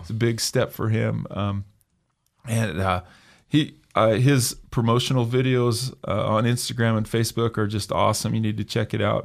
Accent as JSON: {"language": "English", "town": "Emmett", "region": "Idaho", "country": "United States", "tie": "born or raised there", "said": "I was raised in Emmett"}